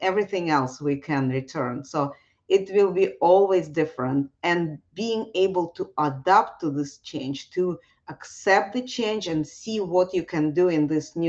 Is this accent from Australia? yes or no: no; Russia; moved away; I was growing up in Russia